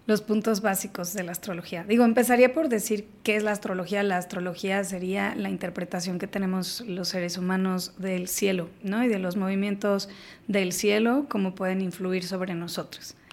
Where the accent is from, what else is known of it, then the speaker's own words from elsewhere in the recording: Mexico; somos mexicanos